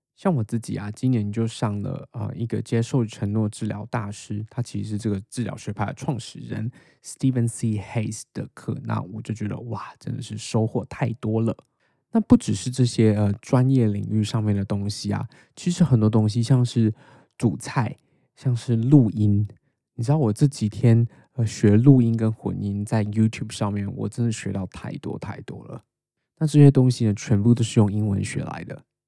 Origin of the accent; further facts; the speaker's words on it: Taiwan; accent: Taiwanese Mandarin (台湾国语); now in Australia; 我自己的中文发音就不是非常地标准，所以大家都骂我就是台湾国语